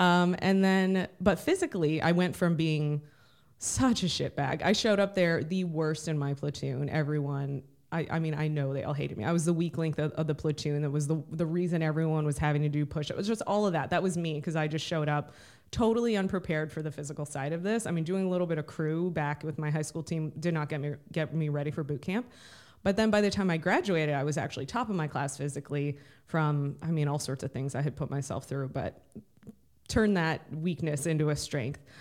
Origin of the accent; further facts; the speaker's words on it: Bainbridge, Ohio, United States; also born or lived in Cleveland, Ohio / Singapore; I grew up outside of Cleveland, Ohio. It's a little town called Bainbridge